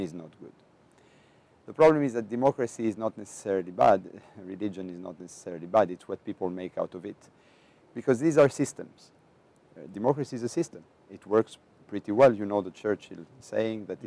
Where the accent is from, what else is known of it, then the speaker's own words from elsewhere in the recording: Greece; I am from Greece